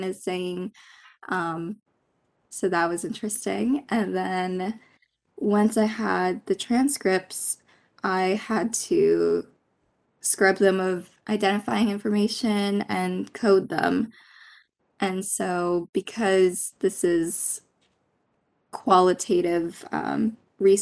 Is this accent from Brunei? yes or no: no; Philippines; now in United States; I'm Filipino. I grew up in the Philippines and immigrated here to the United States